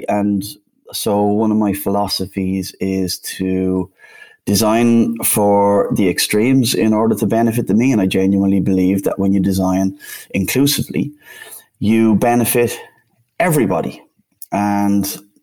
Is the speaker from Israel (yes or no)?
no; Dublin, Leinster, Ireland; accent: Irish; also born or lived in Bristol, United Kingdom; now in Amsterdam, Netherlands; as you can instantly hear, I'm Irish. I'm originally from Dublin